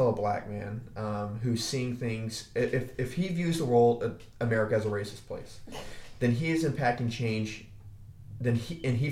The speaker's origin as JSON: {"language": "English", "country": "United States"}